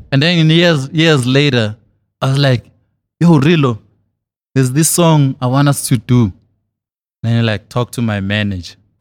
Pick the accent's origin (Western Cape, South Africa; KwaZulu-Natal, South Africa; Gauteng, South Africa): Gauteng, South Africa; Thokoza; I'm from Thokoza in the East Rand